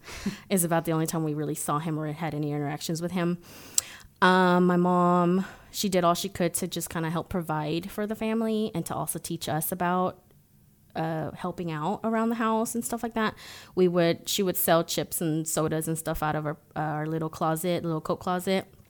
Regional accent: Cancun, Quintana Roo, Mexico; moved away; also born or lived in United States; I was born in Mexico. Cancun to be exact

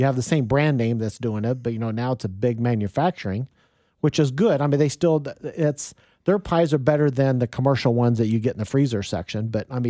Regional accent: Wichita, Kansas, United States; moved away as an adult; also born or lived in Topeka, Kansas; now in Kansas City, United States; I moved to Kansas City. You know, I grew up in Wichita.

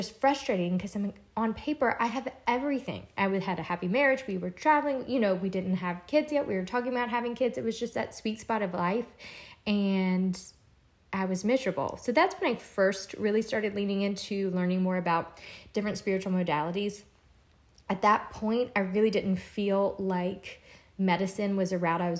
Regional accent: Louisiana, United States; moved away as an adult; now in Charleston, United States; I'm originally from Louisiana. I moved to Charleston

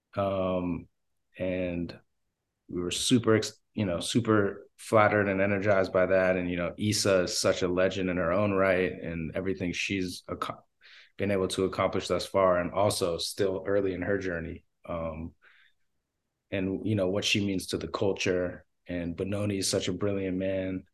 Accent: Los Angeles, California, United States; I'm from Los Angeles, L A native

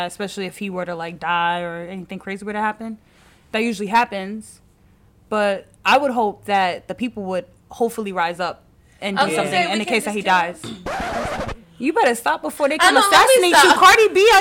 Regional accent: New York City, New York, United States; I'm from New York City

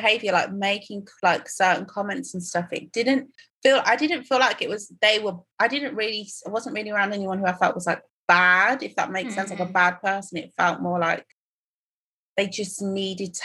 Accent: Croydon, London, United Kingdom; also born or lived in Tottenham / Nigeria; I went to school in Croydon and spent the rest of my time in Tottenham

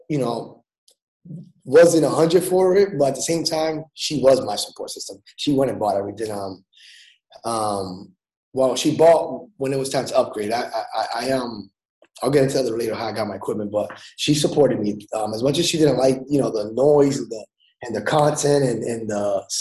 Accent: Lawrence, Massachusetts, United States; raised in Lawrence. Um, it's actually a small city.

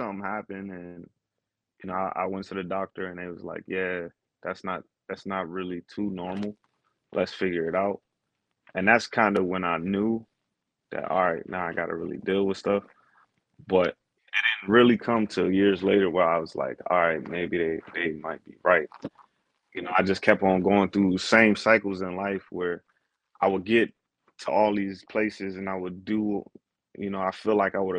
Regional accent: Maryland, United States; also born or lived in Texas; I'm really from a lot of places. I mean, I claim Maryland because that's where I lived the longest, was where I was raised. I was born in Texas, though, you know, moved around a lot.

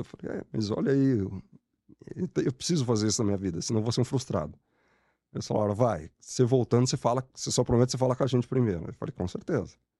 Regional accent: São Bernardo do Campo, São Paulo, Brazil; sou de São Bernardo

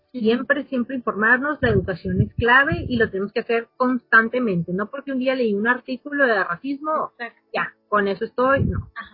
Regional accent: Sonora, Mexico; nosotros como Sonora, Que somos frontera

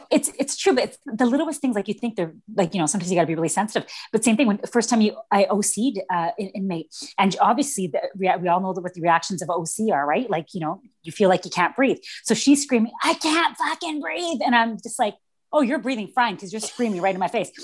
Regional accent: Vancouver, British Columbia, Canada; I grew up in East Vancouver, which is pretty yeah. much like the bad part of town out here

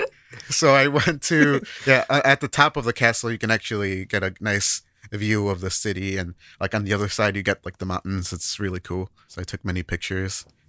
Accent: United States; now in Japan; as an American

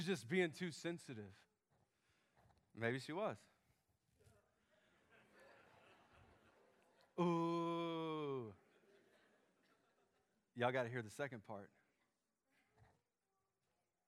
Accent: Memphis, Tennessee, United States; accent: Southern; I grew up in Memphis

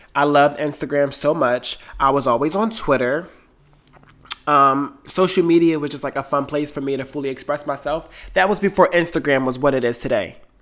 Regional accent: Delaware, United States; moved away as an adult; also born or lived in New York City; I left Delaware, my hometown, and moved to New York City

